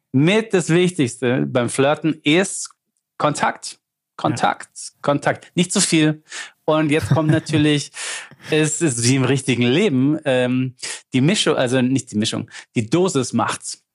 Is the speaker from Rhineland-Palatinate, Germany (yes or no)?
no; Lindau, Bavaria, Germany; accent: Swabian; ich schwätze nur Schwäbisch, ich bin der Bayer, aber wir schwätzen auch, weil, weil, weil aus Lindau